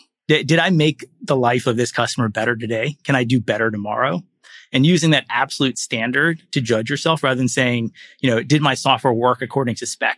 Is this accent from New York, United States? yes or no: no; Florida, United States; moved away as an adult; also born or lived in Nigeria / Silicon Valley; I grew up in Florida